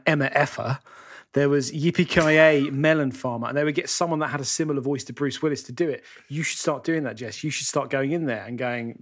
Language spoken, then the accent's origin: English; London, United Kingdom; moved away as an adult; now in Great Gonerby, United Kingdom; I'm a Londoner born and bred, but I've moved up here